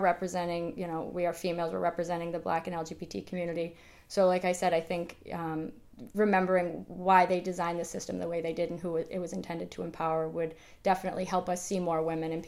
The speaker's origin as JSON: {"language": "English", "town": "Boston", "region": "Massachusetts", "country": "United States", "said": "We're both from Boston, but we have mm-hmm. no real political ends."}